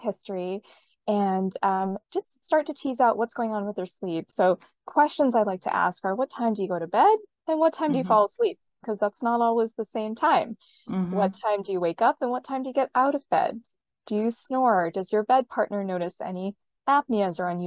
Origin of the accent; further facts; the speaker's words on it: Western Canada, Canada; also born or lived in Bay Area, California; now in California, United States; I'm based in California in the Bay Area, but I grew up in Western Canada